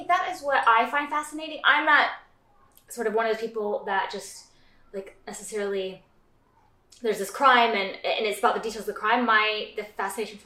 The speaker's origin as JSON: {"language": "English", "country": "United States", "said": "I'm American"}